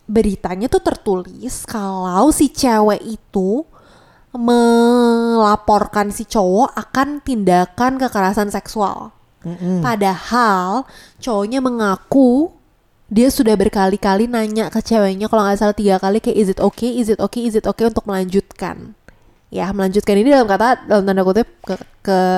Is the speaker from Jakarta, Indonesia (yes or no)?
no; Ngawi, East Java, Indonesia; Ngawi ngawi kota aku, ngawi.